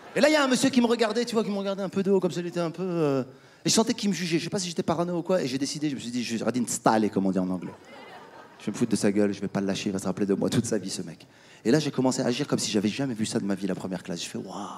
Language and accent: French; Casablanca, Casablanca-Settat, Morocco; moved away; also born or lived in France / United States; J'étais à Casa hier, ma ville natale.